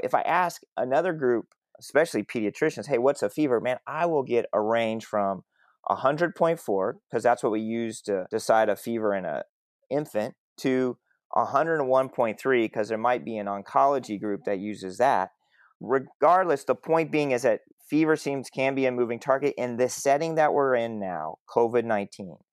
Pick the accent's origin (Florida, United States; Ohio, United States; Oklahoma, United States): Oklahoma, United States; Southwest; I grew up in Southwest Oklahoma. I grew up in a town of 20,000 people.